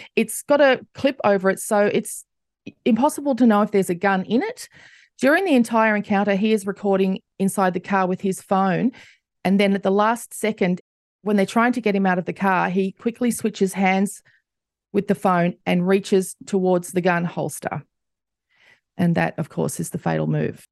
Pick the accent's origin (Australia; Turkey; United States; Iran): Australia; as an Australian